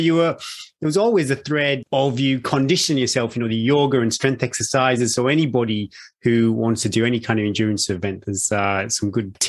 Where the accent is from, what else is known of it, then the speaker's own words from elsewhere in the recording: United Kingdom; being a Brit